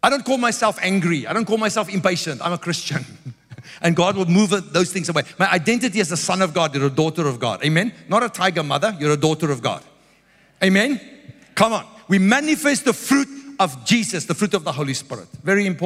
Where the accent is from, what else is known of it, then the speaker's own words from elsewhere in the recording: South Africa; I grew up in South Africa. It's very religious people. I'm an Afrikaner